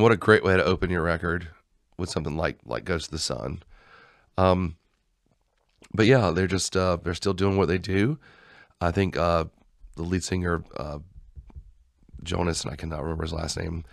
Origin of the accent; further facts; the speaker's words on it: Georgia, United States; we're from Georgia.